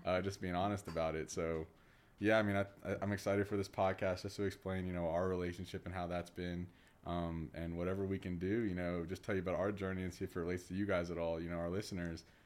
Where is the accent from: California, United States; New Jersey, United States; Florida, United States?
Florida, United States; Orlando; moved away as an adult; also born or lived in Louisiana; now in Denver, United States; born and raised in Orlando, Florida, uh, specifically the Winter Park area